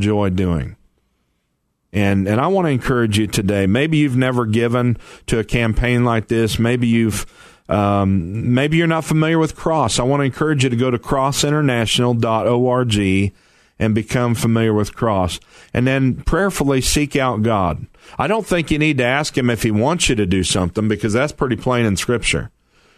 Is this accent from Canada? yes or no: no; Missouri, United States; moved away; I'm from Missouri